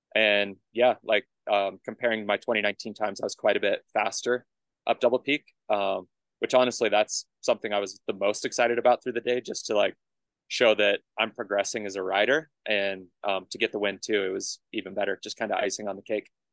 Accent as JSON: {"language": "English", "town": "Colorado Springs", "region": "Colorado", "country": "United States", "tie": "born or raised there", "also_born_or_lived": "Tucson, Arizona", "said": "I head back to Colorado Springs. That's my hometown"}